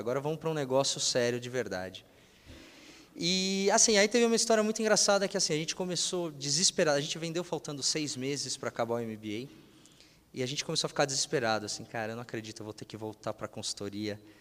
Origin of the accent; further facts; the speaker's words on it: Brazil; somos brasileiros